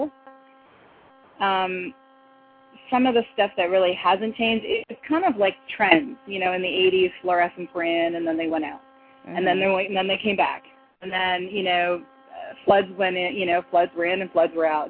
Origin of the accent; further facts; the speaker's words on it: Canada; moved away as an adult; also born or lived in Toronto / Chicago; now in United States; a Canadian model living in the United States